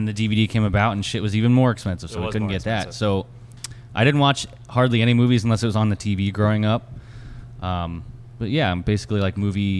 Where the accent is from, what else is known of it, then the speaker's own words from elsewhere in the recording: Tampa, Florida, United States; Tampa, Florida.